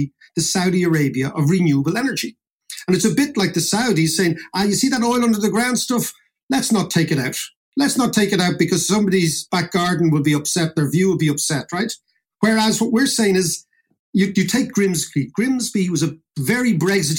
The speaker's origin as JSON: {"language": "English", "country": "Ireland", "said": "all the stories we know as Irish people"}